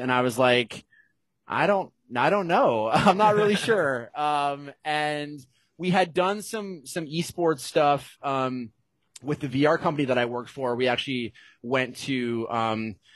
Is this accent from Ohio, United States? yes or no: yes; Cincinnati, Ohio, United States; moved away as an adult; also born or lived in Evanston, Illinois; now in Los Angeles, United States; I'm from Cincinnati, Ohio